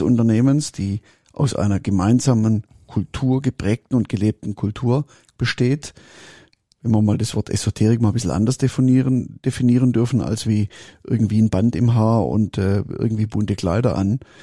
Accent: Swabia, Baden-Württemberg, Germany; ich bin Schwab

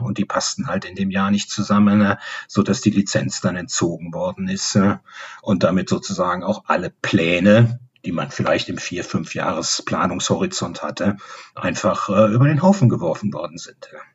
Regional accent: Bonn, North Rhine-Westphalia, Germany; moved away as an adult; also born or lived in Rheine / Düsseldorf; in Bonn habe ich natürlich meine ganze Kindheit, meine ganze Jugend, die Schule und Universität verbracht

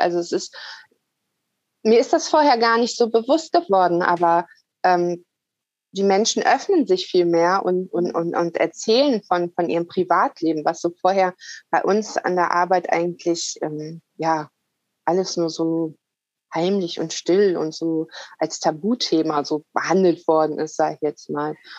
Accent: Lower Saxony, Germany; moved away; geht ja irgendwann wieder in die Heimat. Also Niedersachsen ist ja mein Geburtsort

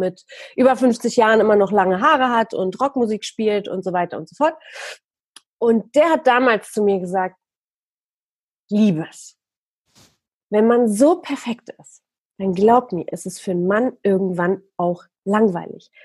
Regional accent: Poland; moved away; als ich noch in Polen gelebt habe, ich bin nämlich in Polen geboren

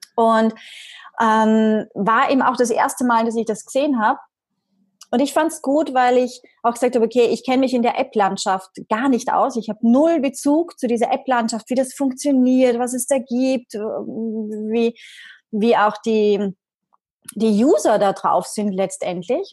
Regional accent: Vienna, Austria; komme aus Österreich, gebürtige Wienerin.

